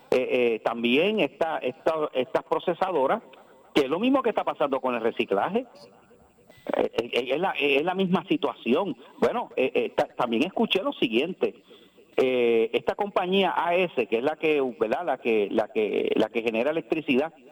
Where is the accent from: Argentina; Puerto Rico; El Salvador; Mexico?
Puerto Rico; Ponce; born there; entonces va a haber que cambiar el nombre a la, ciudad donde yo nací